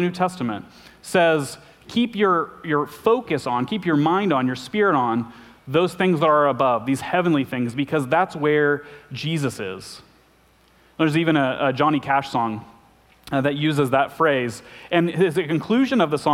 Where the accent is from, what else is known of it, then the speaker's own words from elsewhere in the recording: Arkansas, United States; I'm from Arkansas